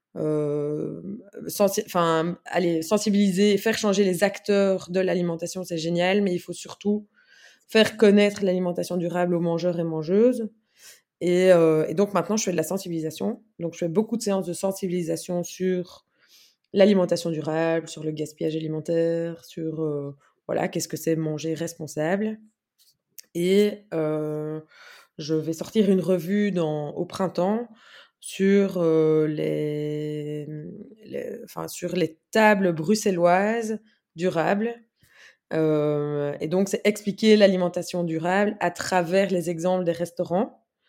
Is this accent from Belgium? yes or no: yes; Brussels, Brussels-Capital Region, Belgium; je suis bruxelloise